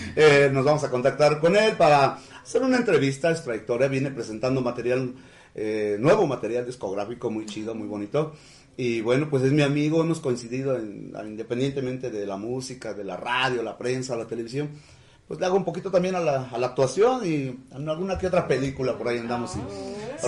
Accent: Huamantla, Tlaxcala, Mexico; mi pueblo, que es Huamantla, sino de todo el estado de, Tlaxcala

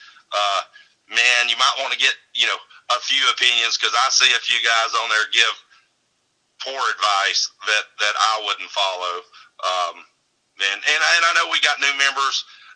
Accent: Mount Olive, Alabama, United States; I'm from Mount Olive, Alabama

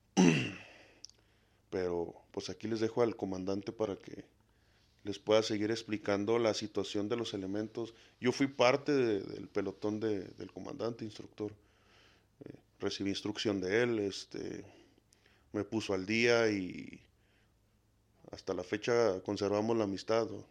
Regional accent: Mexico; no soy un mexicano modelo

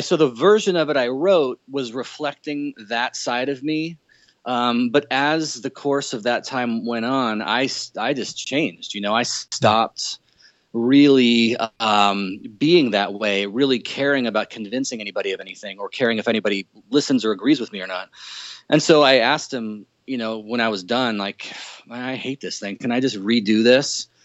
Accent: Southern California, United States; moved away as an adult; now in Seattle, United States; I come from uh, Southern California and moved up to the Northwest in 04. So I've been up here for about 12 and a half years or so

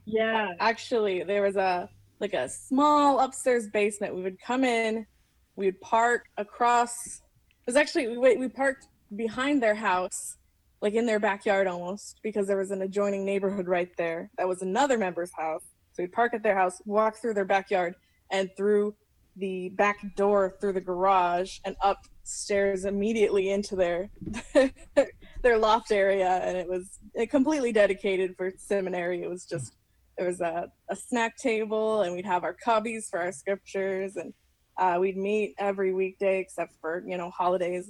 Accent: Nashville, Tennessee, United States; now in Mesa, United States; I'm from Nashville, Tennessee, but I'm currently living in Mesa.

